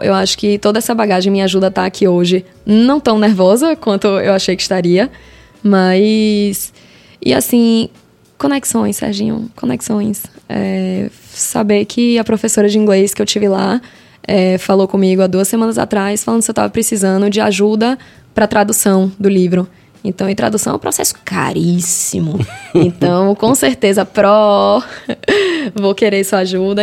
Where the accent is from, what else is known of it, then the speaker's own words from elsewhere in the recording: Salvador, Bahia, Brazil; Eu sou de Salvador